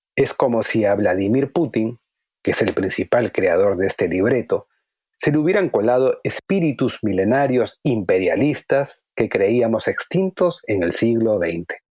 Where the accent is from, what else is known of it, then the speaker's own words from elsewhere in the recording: Peru; mi país, el Perú.